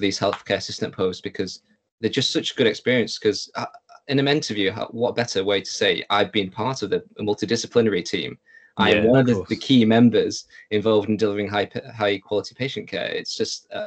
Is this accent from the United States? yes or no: no; Lancaster, North West England, United Kingdom; Being from Lancaster, it was, you know, growing up in the same place.